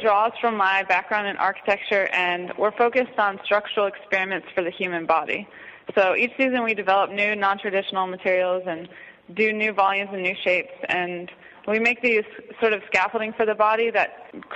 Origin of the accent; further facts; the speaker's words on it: Virginia, United States; moved away; also born or lived in El Salvador; I grew up in Virginia in a small town